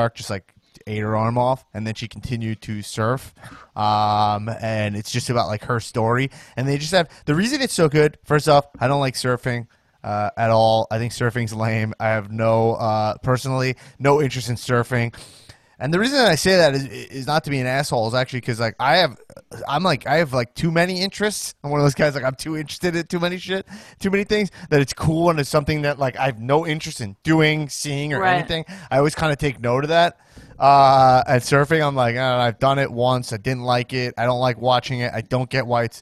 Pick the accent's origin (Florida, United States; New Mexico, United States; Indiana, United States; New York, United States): New York, United States; Roslyn Heights; I grew up in Roslyn Heights, but I went to the school, like, the border